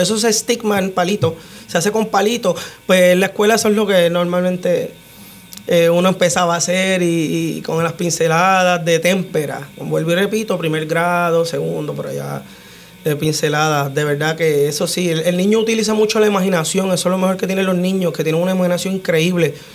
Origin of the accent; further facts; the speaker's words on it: Utuado, Puerto Rico; moved away as an adult; also born or lived in United States; yo fui nacido y criado en Jesús María Lago.